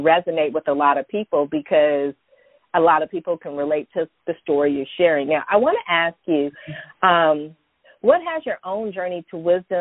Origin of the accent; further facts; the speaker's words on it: San Francisco Bay Area, Northern California, United States; I'm from California. I grew up in Northern California, San Francisco Bay Area